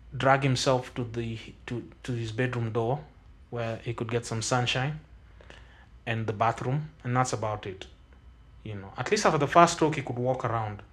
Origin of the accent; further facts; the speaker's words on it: Kenya; I come from Kaksingri, which is really far away. Like, it's very close to Vigingo